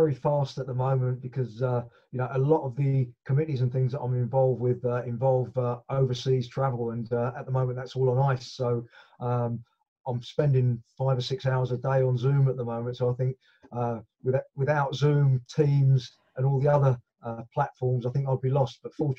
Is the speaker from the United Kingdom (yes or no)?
yes; Leytonstone, London, United Kingdom; Well, I was brought up in the East End of London. I was brought up in Leytonstone